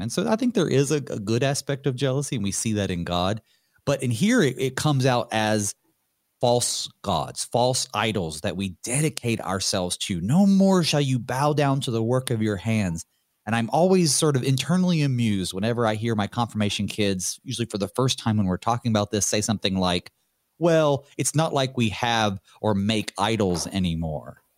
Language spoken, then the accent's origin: English; North Carolina, United States; growing up in North Carolina